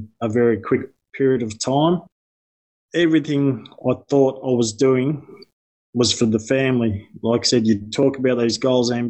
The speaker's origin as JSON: {"language": "English", "area": "Yarra Valley", "region": "Victoria", "country": "Australia", "said": "I'm from the Yarra Valley."}